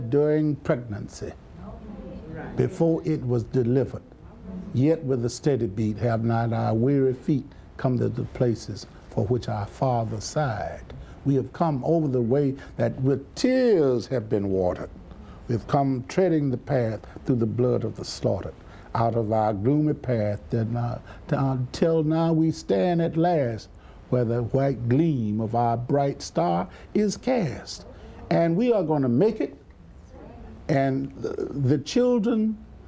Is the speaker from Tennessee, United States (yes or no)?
no; Linden, Alabama, United States; I was born in Alabama, in a small town at Linden, Alabama